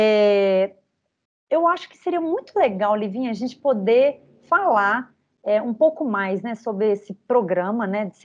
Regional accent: Belo Horizonte, Minas Gerais, Brazil; born there; eu, eu nasci aqui, né, em Belo Horizonte

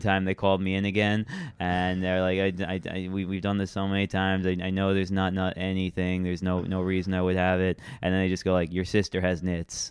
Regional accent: Long Island, New York, United States; moved away as an adult; now in Brooklyn, United States; I was from Long Island

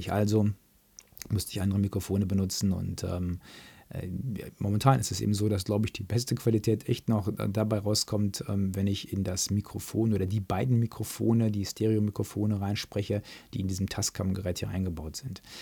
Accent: North Rhine-Westphalia, Germany; da gibt es dann bei uns, im, da wo ich groß geworden bin, im Märkischen Kreis, gab es halt zwei Vereine

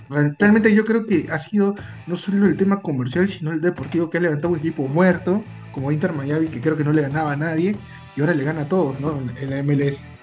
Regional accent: Peru; somos los peruanos

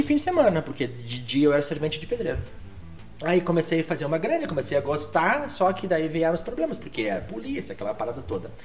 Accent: Alegrete, Rio Grande do Sul, Brazil; first language Portuguese; moved away as an adult; also born or lived in Amazon / Canela; now in Gramado, Brazil; eu sou de Alegrete

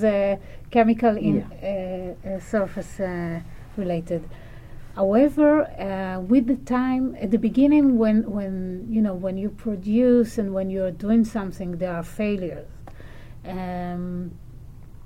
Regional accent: Israel; English is a second language

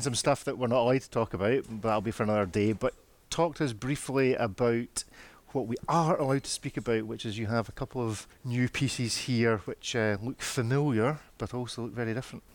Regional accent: Scotland, United Kingdom; I'm Scottish

